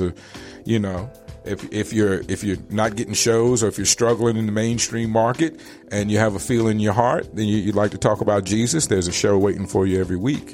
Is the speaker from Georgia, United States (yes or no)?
no; Richmond, Virginia, United States; now in Phoenix, United States; growing up in Richmond, Virginia